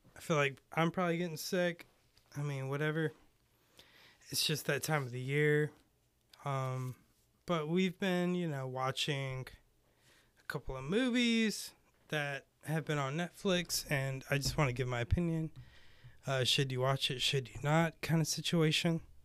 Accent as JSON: {"language": "English", "country": "United States", "tie": "born or raised there", "also_born_or_lived": "Lake Tahoe (born)", "said": "I grew up in Carolina."}